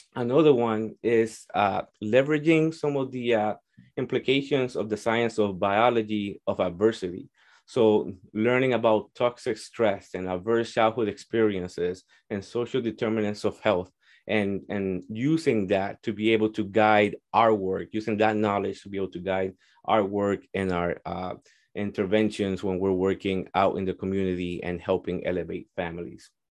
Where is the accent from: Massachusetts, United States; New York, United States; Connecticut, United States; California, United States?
Connecticut, United States; Hartford; also born or lived in Puerto Rico; I grew up in Hartford.